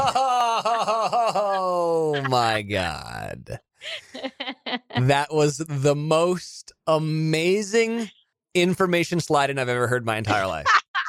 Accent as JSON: {"language": "English", "town": "Big Sur", "region": "California", "country": "United States", "tie": "born or raised there", "said": "that's my hometown, bro."}